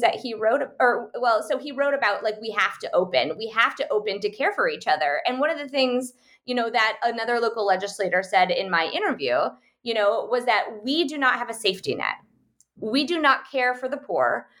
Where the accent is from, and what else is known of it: United States; born or raised there; moved away